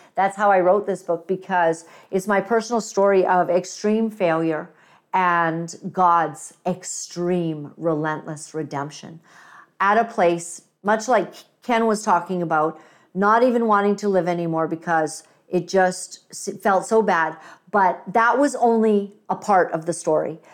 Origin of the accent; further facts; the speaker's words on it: Uganda; moved away; I'm African. I was born in Uganda